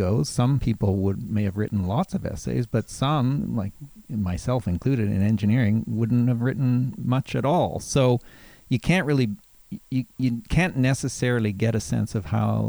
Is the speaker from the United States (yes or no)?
no; Calgary, Alberta, Canada; moved away as an adult; also born or lived in Halifax; I grew up in Calgary